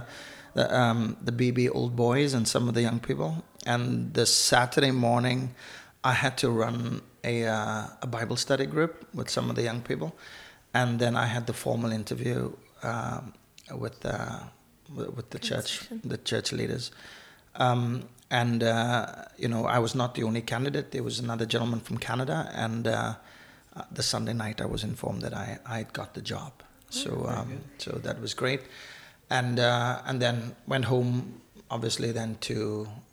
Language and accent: English; Cape Town, Western Cape, South Africa; moved away as an adult; also born or lived in Namibia; now in Northern Ireland, United Kingdom; growing up in South Africa